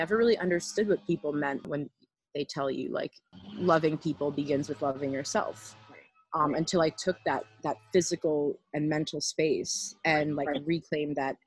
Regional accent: Miami, Florida, United States; I grew up in Miami

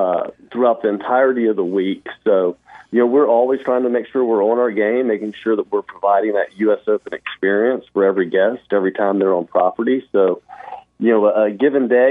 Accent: Winston-Salem, North Carolina, United States; also born or lived in Augusta, Georgia; I'm from Winston-Salem, North Carolina

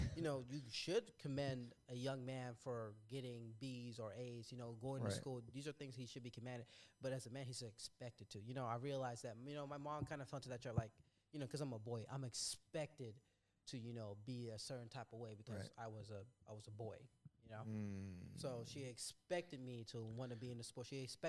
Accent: Trinidad & Tobago; only because I'm from Trinidad and Tobago.

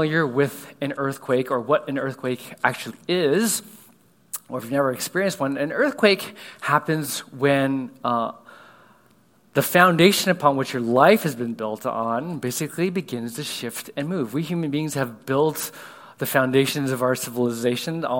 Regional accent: California, United States; now in Houston, United States; I grew up in California, a little bit different than here in Houston

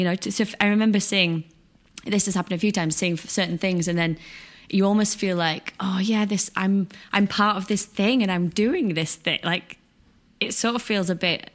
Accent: Ossett, Yorkshire and the Humber, United Kingdom; now in London, United Kingdom; I grew up in Yorkshire, which is the north of England, like in a small town called Osset

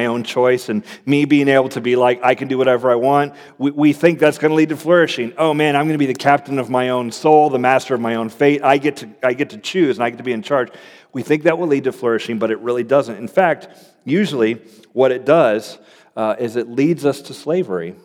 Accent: Florida, United States; moved away as an adult; also born or lived in Cincinnati, Ohio; I grew up in Florida

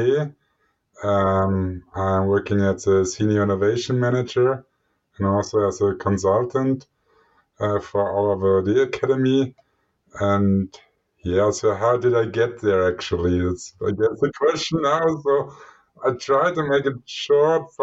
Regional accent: Germany; moved away as an adult; also born or lived in Switzerland / Norway; I eventually found my way back home, so to my home country, Germany

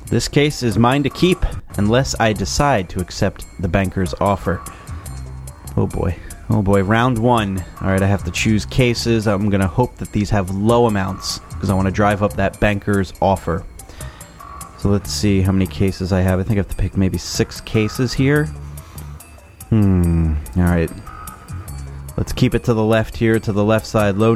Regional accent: New Jersey, United States; I am from New Jersey. I have three wonderful children and a beautiful wife.

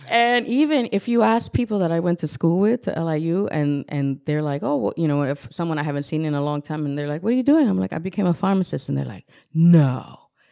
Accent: Newburgh, New York, United States; also born or lived in Bronx, New York; I grew up in the city of Newburgh on Bayview Terrace with the view of the Hudson River

